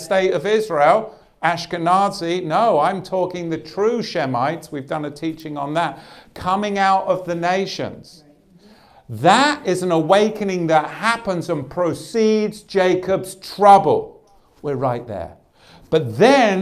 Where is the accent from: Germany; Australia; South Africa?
Australia; moved away; My home country